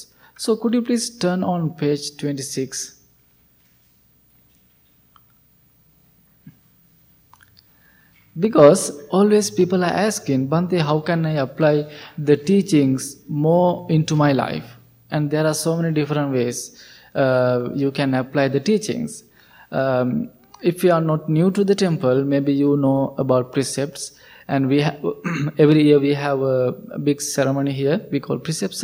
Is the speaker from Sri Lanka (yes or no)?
yes; Sri Lanka; moved away; I'm coming from Sri Lanka, so it is a Buddhist country